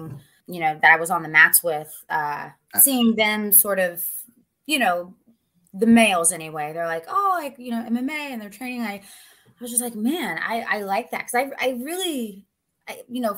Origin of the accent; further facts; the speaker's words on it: West Virginia, United States; moved away; also born or lived in Myrtle Beach, South Carolina / Ohio / Cincinnati, Ohio / Pennsylvania; I'm originally from West Virginia, but most of my family lives in Ohio now